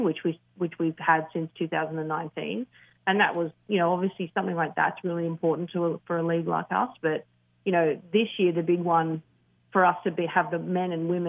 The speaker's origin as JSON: {"language": "English", "country": "Australia", "said": "as an Australian"}